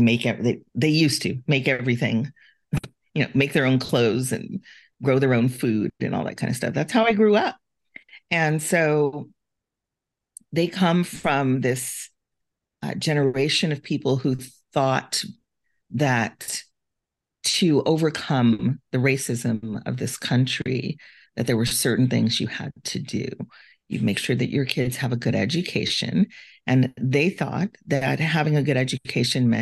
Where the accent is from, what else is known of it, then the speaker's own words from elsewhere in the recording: Compton, California, United States; I grew up in Compton, California